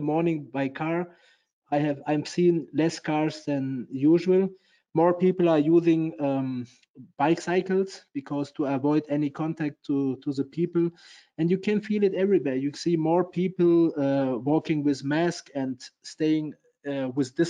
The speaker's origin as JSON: {"language": "English", "region": "Hamburg", "country": "Germany", "said": "I'm from Hamburg"}